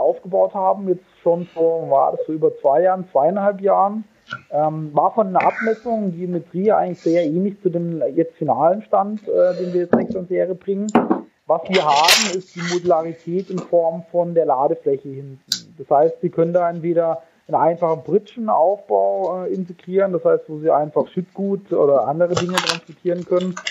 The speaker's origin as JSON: {"language": "German", "town": "Karlsruhe", "region": "Baden-Württemberg", "country": "Germany", "tie": "born or raised there", "also_born_or_lived": "San Diego", "moved": "as an adult", "lives_now": "Munich, Germany", "said": "Ich äh, komme gebürtig aus Karlsruhe"}